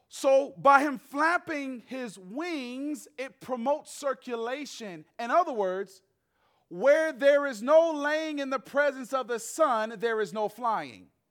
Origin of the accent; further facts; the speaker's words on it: Atlanta, Georgia, United States; moved away as an adult; also born or lived in Nashville; That's where I'm from, born and raised in Atlanta